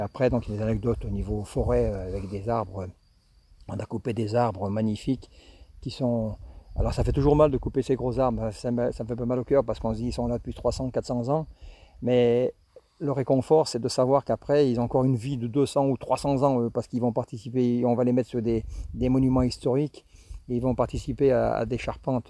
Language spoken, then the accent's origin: French; Villard-de-Lans, Auvergne-Rhône-Alpes, France; moved away as an adult; also born or lived in Jura; now in Saint-Pierre-de-Chartreuse, France; je suis originaire du Vercors, hein, je suis de villard